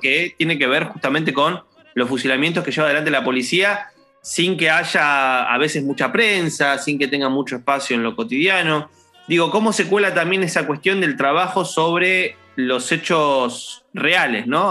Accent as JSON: {"language": "Spanish", "town": "San Martín", "region": "Buenos Aires Province", "country": "Argentina", "said": "yo soy de Villa Lynch"}